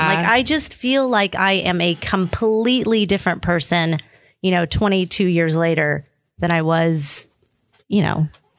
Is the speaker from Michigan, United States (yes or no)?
no; Oklahoma City, Oklahoma, United States; moved away as an adult; also born or lived in Los Angeles; now in New York, United States; I grew up born in Oklahoma City.